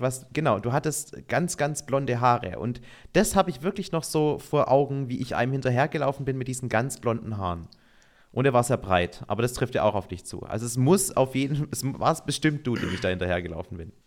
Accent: Baden-Württemberg, Germany; now in Allgäu, Germany; ich komme aus Baden-Württemberg, da gibt es eigentlich kein Weihnachten ohne Spätzle.

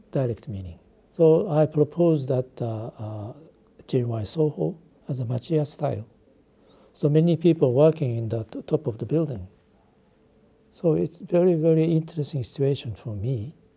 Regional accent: Japan; English is a second language; also born or lived in Beijing, China; I was born in Beijing, the, the Japan's colonialism. I was uh, three years old. I came back from China to Japan

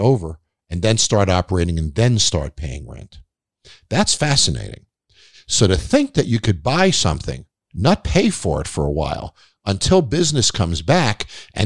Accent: Long Island, New York, United States; I grew up on Long Island

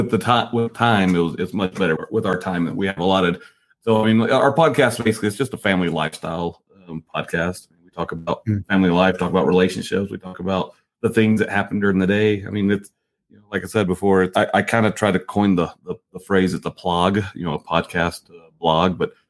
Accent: the South, United States; I mean, I'm from the South

